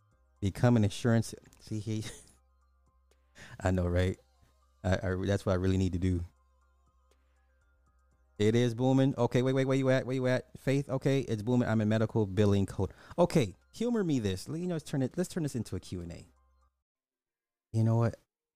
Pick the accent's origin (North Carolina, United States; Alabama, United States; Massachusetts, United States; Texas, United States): Alabama, United States; Growing up in Alabama and all my life, I've always had black doctors.